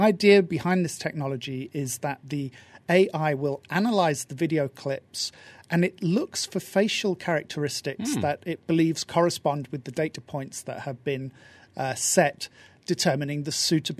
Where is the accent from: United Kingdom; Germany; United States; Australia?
United Kingdom; I'm British